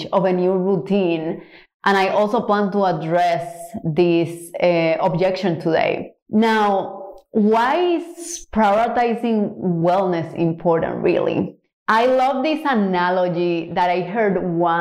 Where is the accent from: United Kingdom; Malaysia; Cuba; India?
Cuba; now in Houston, United States; I'm from Cuba originally